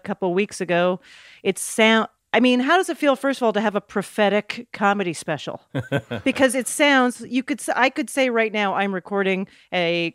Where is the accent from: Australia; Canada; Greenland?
Canada; moved away as an adult; also born or lived in New York; I was a comic from Canada trying to be part of a New York scene